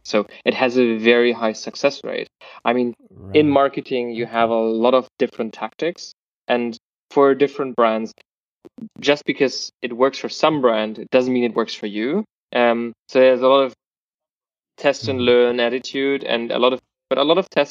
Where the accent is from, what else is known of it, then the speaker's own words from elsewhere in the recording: Germany; I'm from Germany